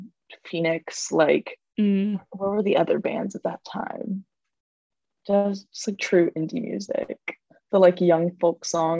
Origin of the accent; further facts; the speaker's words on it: Kosovo; born there; and I was born in Kosovo, so my parents like never got to like show me like hard rock or anything like that.